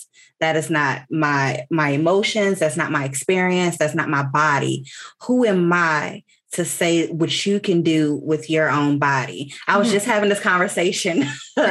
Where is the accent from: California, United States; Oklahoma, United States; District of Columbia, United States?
District of Columbia, United States; Washington; now in Texas, United States; I live in Texas. I'm not from Texas. I grew up in Washington, D.C.